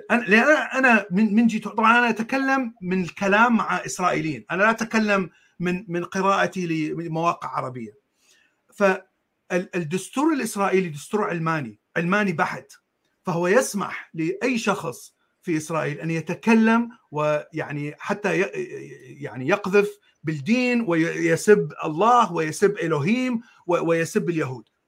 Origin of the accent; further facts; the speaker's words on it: Iraq; born there; also born or lived in Jordan / United States; انا ولدت بالعراق وعشت بالاردن وعشت بامريكا